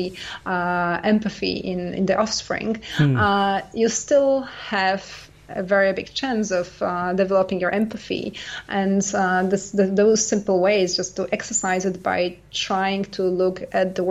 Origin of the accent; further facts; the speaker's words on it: Canada; also born or lived in United States; now in France; I'm Canadian